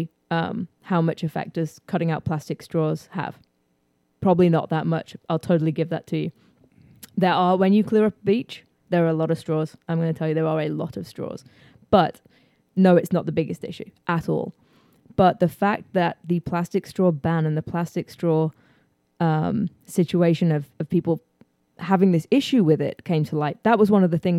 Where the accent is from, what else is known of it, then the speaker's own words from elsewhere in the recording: England, United Kingdom; moved away as an adult; also born or lived in New York / Houston, Texas; now in United States; I was born in England.